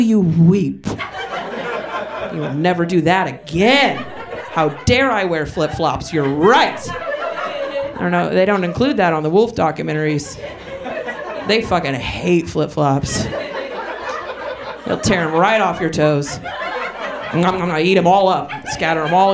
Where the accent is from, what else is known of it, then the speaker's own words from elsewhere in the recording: southwest Oregon, United States; now in Portland, United States; I'm not from Portland, but I am from Oregon, so I get a pass. You understand? I grew up southwest in the corner of bumfuck and nowhere